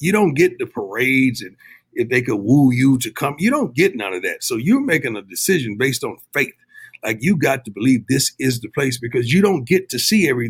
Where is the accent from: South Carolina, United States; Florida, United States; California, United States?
Florida, United States; now in Texas, United States; You know, I'm from the South, man. You know, I grew up in Florida, reside in Texas